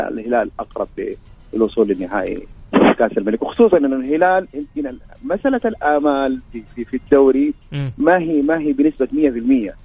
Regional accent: Saudi Arabia

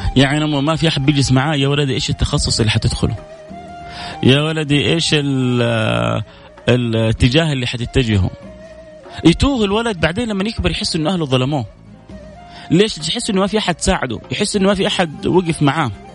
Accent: Saudi Arabia; إحنا كسعوديين

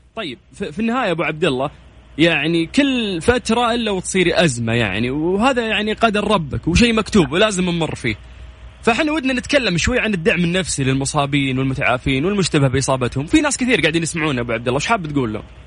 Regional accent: Riyadh, Riyadh Province, Saudi Arabia; moved away; انا من مواليد ونشأة الرياض

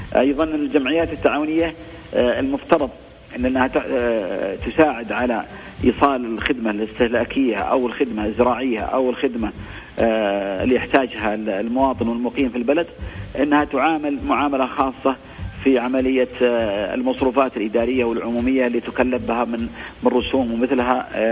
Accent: Saudi Arabia; عندنا في السعوديه ان احنا نتبع كتاب الله

